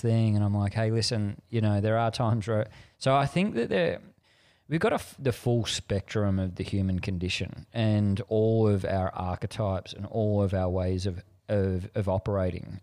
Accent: Frankston, Victoria, Australia; I grew up in Frankston at the end of the train line, Victoria, down Gateway to the Mornington Peninsula

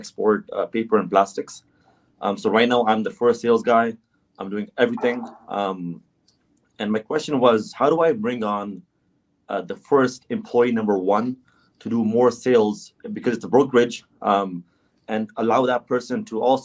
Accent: Toronto, Ontario, Canada; I'm from Toronto, Canada.

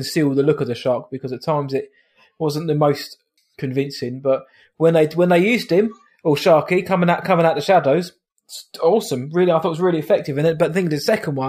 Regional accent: United Kingdom; we are British after all.

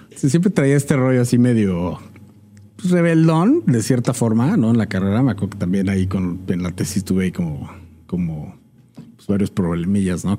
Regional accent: Mexico; somos mexicanos y es una mezcla

